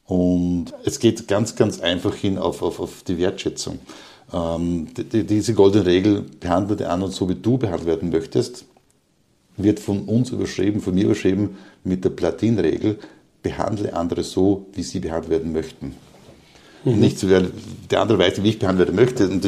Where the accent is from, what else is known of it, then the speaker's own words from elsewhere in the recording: Upper Austria, Austria; in die, in meine alte Heimat Oberösterreich zu gehen, dort auch wieder im Bereich Linz ein offenes Seminar anzubieten